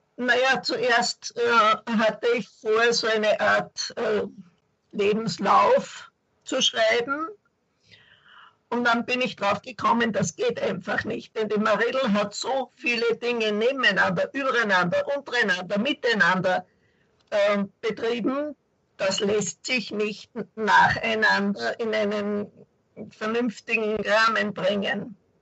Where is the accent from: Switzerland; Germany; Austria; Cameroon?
Austria; Linz, Upper Austria; ich bin keine Südtirolerin, leider, sondern aus Linz, Oberösterreich.